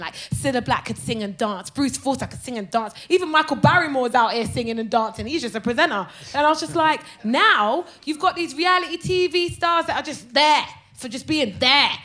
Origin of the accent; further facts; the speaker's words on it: Brighton, South East England, United Kingdom; My mum bought a hotel in Brighton when I was 14. So I grew up in Brighton